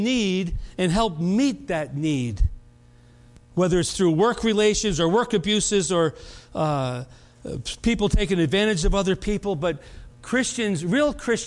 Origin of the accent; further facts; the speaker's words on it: United States; I was born in America.